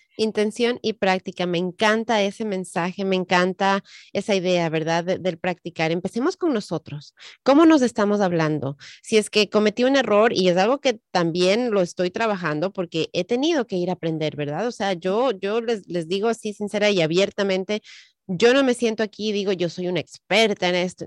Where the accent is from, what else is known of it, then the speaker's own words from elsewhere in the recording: Ecuador; moved away; En el Ecuador de donde yo soy